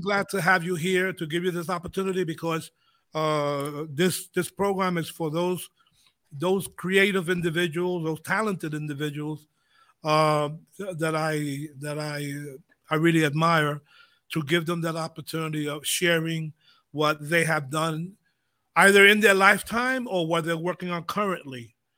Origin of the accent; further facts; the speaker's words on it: United States; when we grew up in the States, my background, Puerto Rican, Spanish, uh, Spanish was spoken a lot